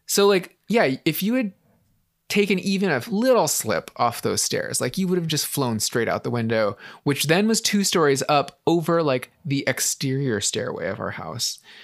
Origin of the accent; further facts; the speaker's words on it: San Francisco, California, United States; growing up in San Francisco, um, we had a, we lived in, like, a flat in San Francisco